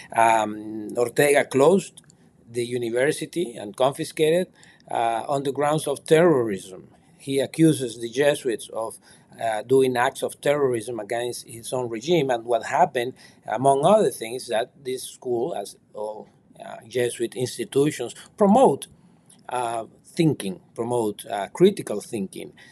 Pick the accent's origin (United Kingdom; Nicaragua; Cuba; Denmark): Nicaragua; moved away as an adult; now in United States; I was finally banished from Nicaragua in February of this year